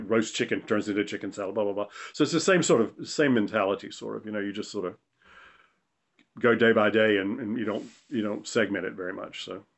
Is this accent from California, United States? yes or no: no; North Carolina, United States; Crook's was a Southern restaurant, and I grew up in the South, in Eastern North Carolina.